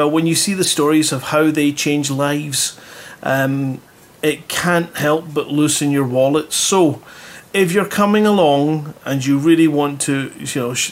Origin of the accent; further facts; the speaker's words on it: Scotland, United Kingdom; I'm from Scotland